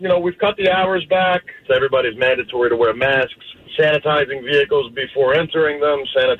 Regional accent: Tifton, Georgia, United States; I am from Tifton. Born and raised.

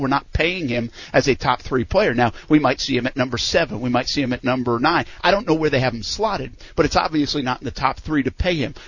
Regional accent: East Providence, Rhode Island, United States; Actually, I'm from East Providence, Rhode Island, but today I'm from Owings Mills

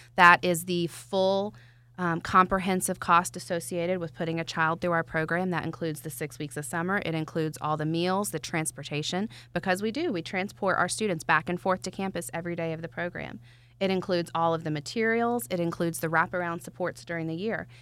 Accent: Atlanta, Georgia, United States; I'm from Atlanta

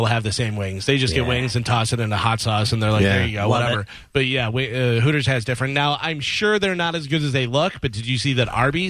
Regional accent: Chicago, Illinois, United States; I grew up in Chicago and I love Chicago style pizza

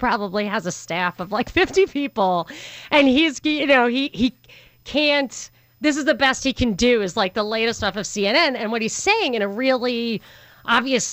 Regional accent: New York, United States; I'm from New York

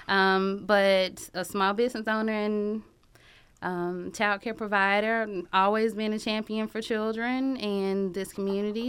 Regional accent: Athens, Georgia, United States; I am from Athens. I graduated from Clark Central in two thousand three

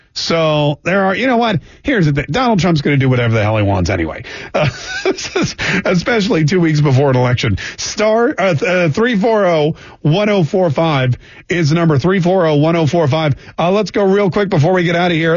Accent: Canada; now in Jacksonville, United States; I'm Canadian

